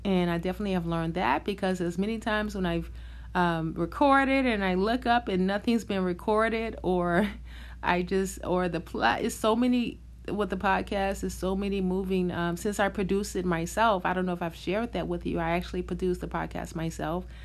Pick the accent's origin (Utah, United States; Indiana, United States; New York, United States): New York, United States; I'm from New York